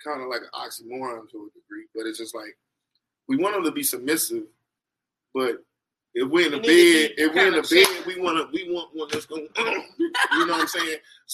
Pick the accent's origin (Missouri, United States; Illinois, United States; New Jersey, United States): New Jersey, United States; moved away; I'm originally from New Jersey.